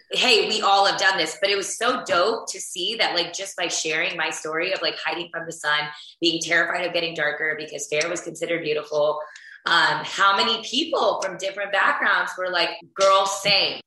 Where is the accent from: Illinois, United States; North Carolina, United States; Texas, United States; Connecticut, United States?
Texas, United States; Houston; I grew up in Houston, Texas, which is where I am right now